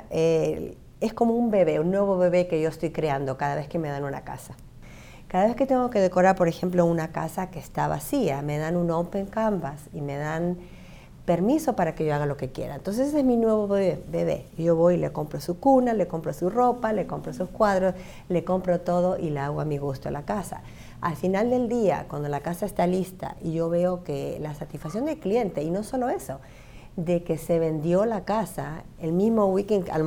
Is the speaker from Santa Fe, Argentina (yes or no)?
no; Buenos Aires, Argentina; moved away as an adult; now in United States; yo soy nacida y criada en Buenos Aires, pero toda mi familia es de Rosario.